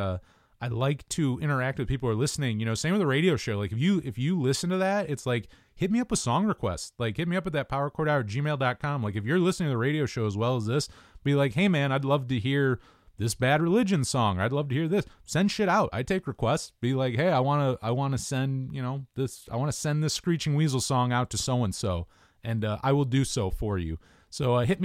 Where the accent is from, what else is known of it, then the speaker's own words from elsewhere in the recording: Jamestown, New York, United States; my hometown of Jamestown